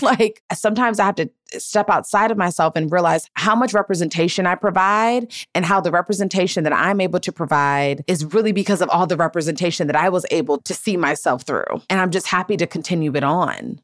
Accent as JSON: {"language": "English", "town": "Gaithersburg", "region": "Maryland", "country": "United States", "tie": "born or raised there", "moved": "as an adult", "lives_now": "Los Angeles, United States", "said": "I grew up in Gaithersburg and Montgomery County and like in the DMV"}